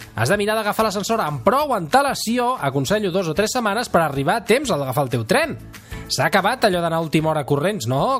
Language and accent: Catalan; Sabadell, Catalonia, Spain; jo sóc de Sabadell